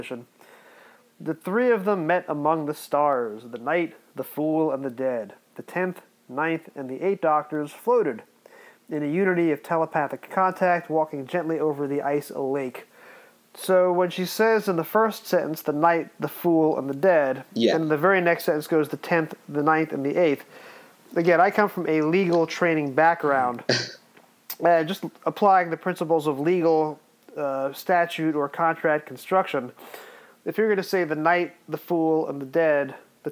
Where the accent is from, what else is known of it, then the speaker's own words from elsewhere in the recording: United States; accent: American; my accent American wise is the same as the Empire State Building tour guide